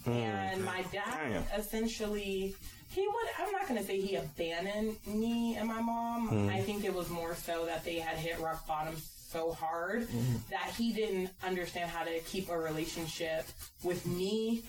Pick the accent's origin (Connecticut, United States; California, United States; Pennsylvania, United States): California, United States; San Diego; I'm originally from San Diego. I spent a lot of my life in California, but like. That was my life. I didn't grow up in the hood.